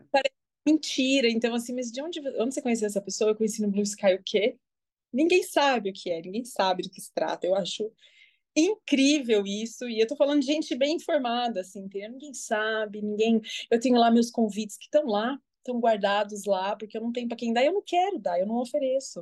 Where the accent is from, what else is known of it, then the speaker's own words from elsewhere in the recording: São Paulo, Brazil; eu sou de São Paulo, tenho 42 anos